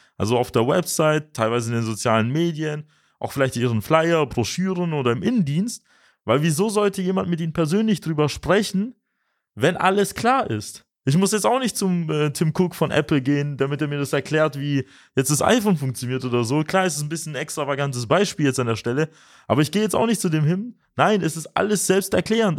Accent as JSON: {"language": "German", "region": "Swabia", "country": "Germany", "said": "für uns als Schwaben, als moderne Schwaben"}